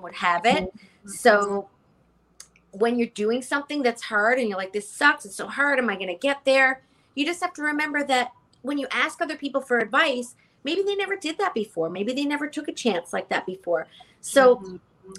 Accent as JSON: {"language": "English", "country": "Canada", "moved": "as an adult", "lives_now": "New York, United States", "said": "I'm Canadian"}